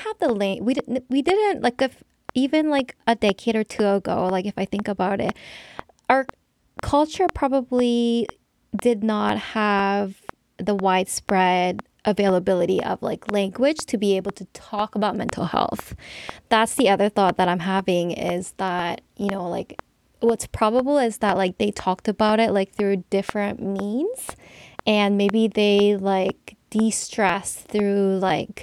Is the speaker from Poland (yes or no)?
no; Canada; as Korean Canadians